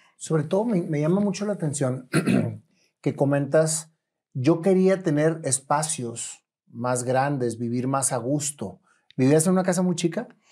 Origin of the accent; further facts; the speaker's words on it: Monterrey, Nuevo León, Mexico; yo nací en Allende, entre Doctor y Suazo, entonces conozco perfectamente bien el centro